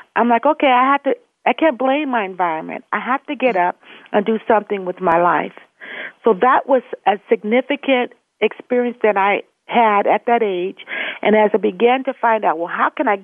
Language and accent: English; Los Angeles, California, United States; I was born in Los Angeles to teenage parents